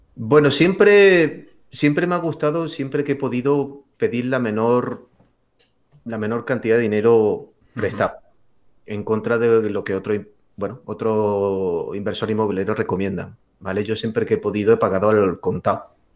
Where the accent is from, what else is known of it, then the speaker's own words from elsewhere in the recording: Granada, Andalusia, Spain; mi ciudad natal, que es Granada